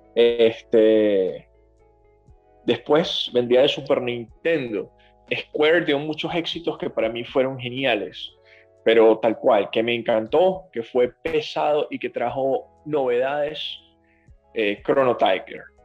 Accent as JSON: {"language": "Spanish", "country": "Venezuela", "moved": "yes", "said": "los que somos venezolanos"}